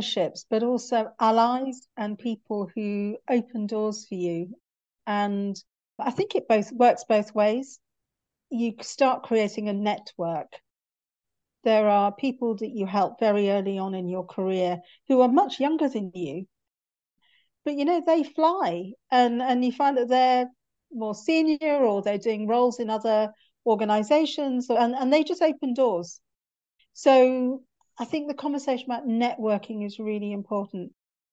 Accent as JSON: {"language": "English", "region": "North Wales", "country": "United Kingdom", "tie": "born or raised there", "also_born_or_lived": "Cardiff", "moved": "as an adult", "lives_now": "London, United Kingdom", "said": "I was born in North Wales and went to med school in Cardiff and then transferred up to London because I got married"}